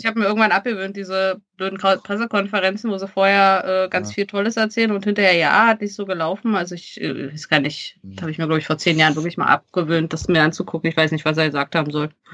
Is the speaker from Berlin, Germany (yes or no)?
yes; Berlin, Germany; als Berliner